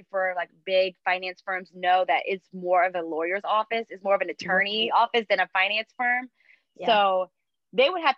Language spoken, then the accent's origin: English; North Carolina, United States; moved away as an adult; now in Washington, D.C., United States; I come from North Carolina